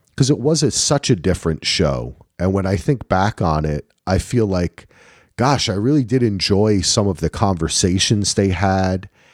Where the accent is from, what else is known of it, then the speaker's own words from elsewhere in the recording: New Jersey, United States; I'm from New Jersey